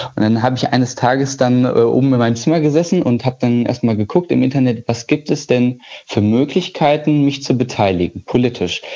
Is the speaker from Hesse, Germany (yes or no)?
yes; Gießen, Hesse, Germany; Ich komme ja ursprünglich aus Gießen